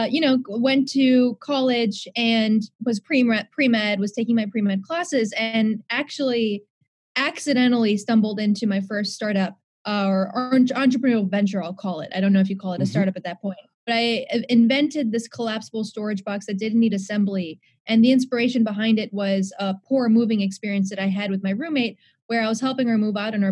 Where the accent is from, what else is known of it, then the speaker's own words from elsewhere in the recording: India; So number one, daughter of two doctors. I'm Indian.